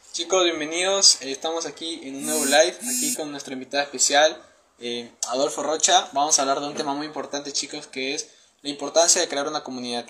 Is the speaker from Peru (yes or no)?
yes; Peru; tengo 19 años, soy de Perú